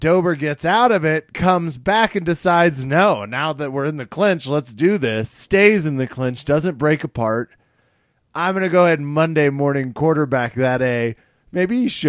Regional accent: Wichita, Kansas, United States; my hometown

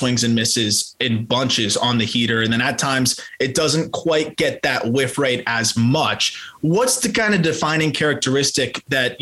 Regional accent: South Florida, United States; growing up in South Florida, going to Marlins games at Joe Robbie or Pro Player

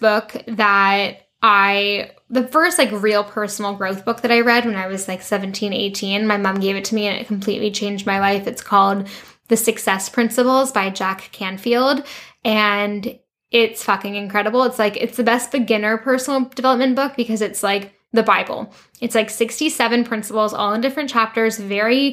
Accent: Canada; moved away as an adult; also born or lived in London, United Kingdom / France; now in Vancouver, Canada; go back to Canada

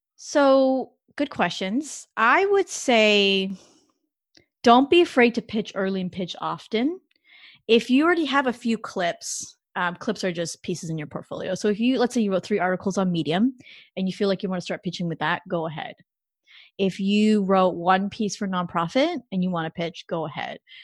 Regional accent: Canada; moved away; I'm not an American citizen, so I'm actually Canadian

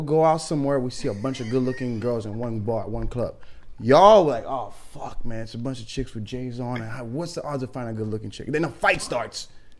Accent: Miami, Florida, United States; I'm from Miami. I'm not used to you New Yorkers.

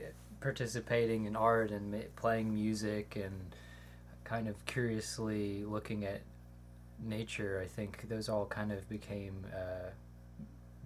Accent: Sessums, Mississippi, United States; growing up out here

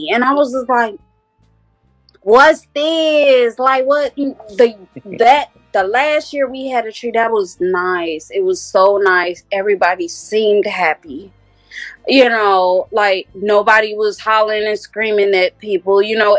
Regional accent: Nigeria; As far as my Nigerian community, I hope and pray and wish and everything that I can in my power to bring something to that culture.

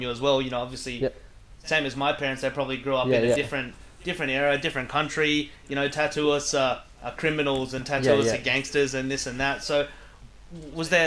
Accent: Lane Cove, New South Wales, Australia; I grew up in Lane Cove, right around the corner from Live Canvas

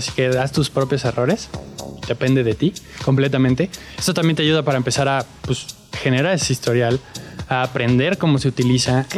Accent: Mexico City, Mexico; also born or lived in United States; yo, nací aquí en la Ciudad de México eh, en el 96, tengo 27 años

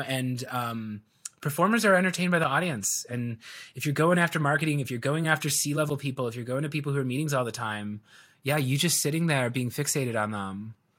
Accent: Chicago, Illinois, United States; I was born and raised in Chicago, so I am, I'm a Chicagoan through and through

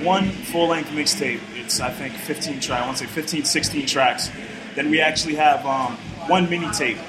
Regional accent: Brockton, Massachusetts, United States; I'm born and raised Brockton, Massachusetts.

